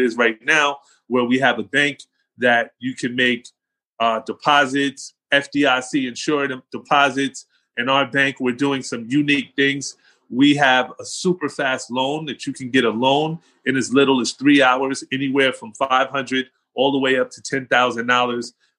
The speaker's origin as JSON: {"language": "English", "town": "Englewood", "region": "New Jersey", "country": "United States", "tie": "born or raised there", "also_born_or_lived": "Atlanta / Aurora, Colorado", "accent": "New York, New Jersey", "moved": "as an adult", "said": "the city that I grew up in was Englewood"}